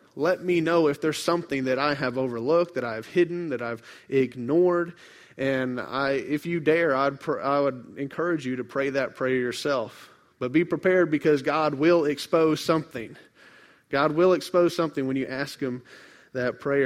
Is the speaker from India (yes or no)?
no; Memphis, Tennessee, United States; I grew up in Memphis near the Mississippi River